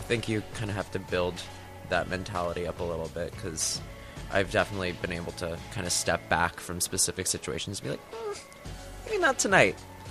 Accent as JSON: {"language": "English", "region": "New York", "country": "United States", "tie": "born or raised there", "moved": "as an adult", "said": "Long Island. I've kind of bopped around when I was like a kid, but really kind of had my main stake out in Long Island. My parents are from there, and I finished out high school there."}